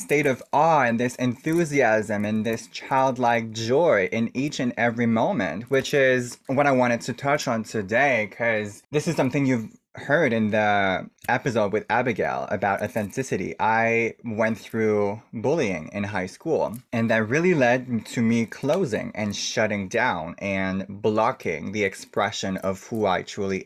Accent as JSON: {"language": "English", "country": "Canada", "said": "I'm First Nation from Canada. I'm native from the country"}